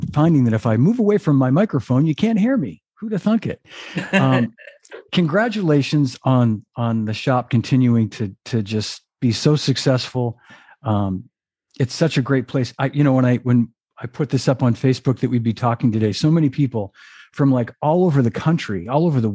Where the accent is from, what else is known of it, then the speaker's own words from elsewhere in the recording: Melrose, Massachusetts, United States; where I grew up in Melrose